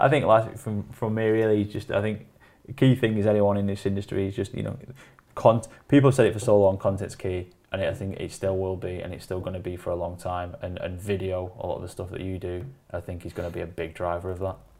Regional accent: Wigan, North West England, United Kingdom; I'm from Wigan

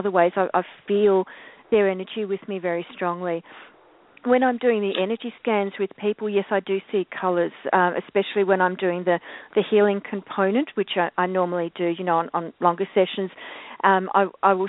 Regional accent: Victoria, Australia; Country Victoria, which is my home state

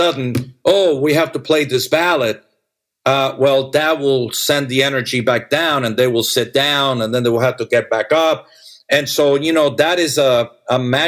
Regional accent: Las Vegas, Nevada, United States; I grew up with dancers in Las Vegas

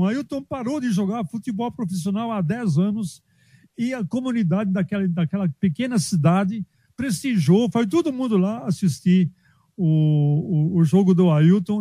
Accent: Germany; now in Brazil; minha terrinha na Alemanha

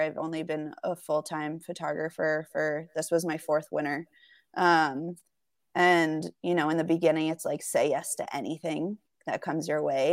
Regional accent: the Catskills, New York, United States; moved away as an adult; also born or lived in Burlington, Vermont; now in Salt Lake City, United States; I'm originally from the Catskills in New York, um, so about two hours north of New York City.

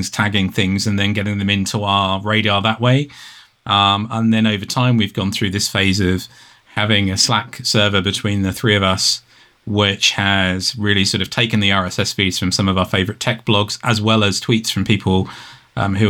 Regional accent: United Kingdom; being British

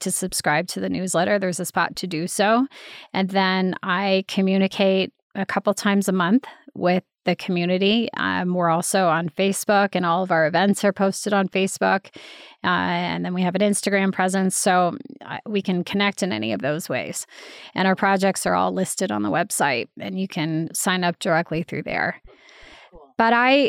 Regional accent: Boulder, Colorado, United States; I loved growing up in Boulder

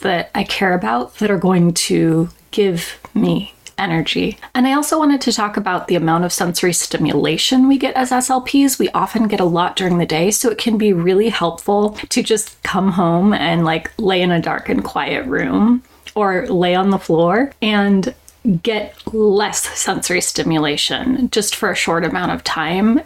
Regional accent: Portland, Oregon, United States; So I was born and raised in Portland, Oregon, a big city, and I now live in a small town in southern Oregon near the California border

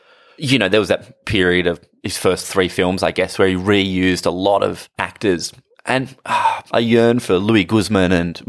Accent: Australia; I guess because I'm Australian

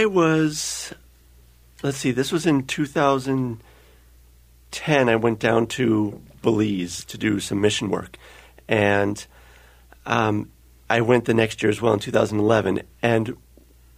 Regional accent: North Bay, California, United States; moved away as an adult; also born or lived in Oregon; now in Minnesota, United States; I grew up in California, in the North Bay, just north of San Francisco, and lived there all of my childhood

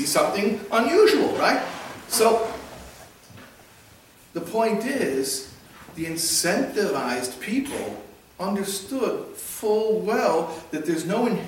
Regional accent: Chicago, Illinois, United States; when I was a kid, growing up in Chicago

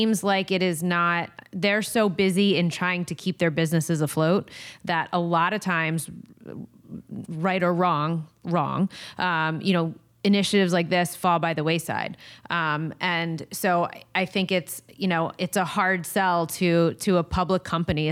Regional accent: New Jersey, United States; I am from New Jersey. I know the state very well. My whole family's in New Jersey.

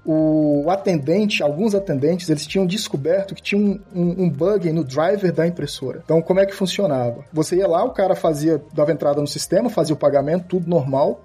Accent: Brasília, Federal District, Brazil; moved away as an adult; also born or lived in João Pessoa, Brazil; now in Shanghai, China; eu não nasci em Brasília, mas meus, pais mudaram para Brasília desde que, quando eu era bem novo, então assim, eu sou praticamente assim, originalmente de Brasília

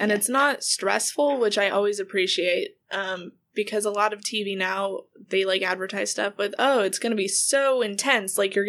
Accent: West Coast, United States; I'm from the West Coast.

